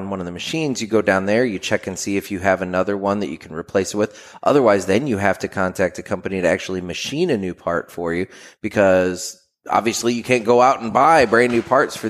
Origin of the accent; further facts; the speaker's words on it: St. Louis, Missouri, United States; we're from St. Louis